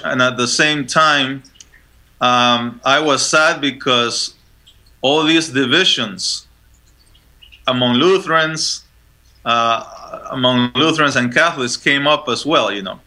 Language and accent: English; Panama; moved away; also born or lived in Chile; I was born in Chile, so just uh, next door, um, and I was raised in Panama.